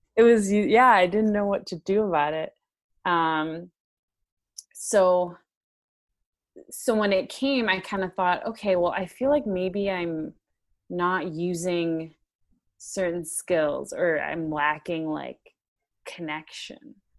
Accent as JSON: {"language": "English", "town": "Chicago", "region": "Illinois", "country": "United States", "said": "I'm from Chicago, so I live currently in Chicago"}